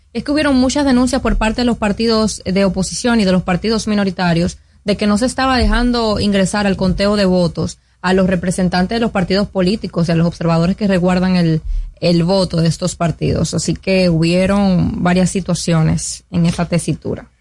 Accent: Dominican Republic; como dominicano

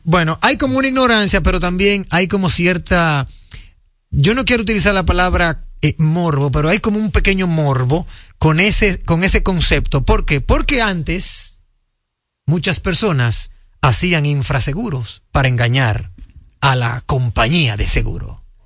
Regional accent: Dominican Republic; yo como dominicano

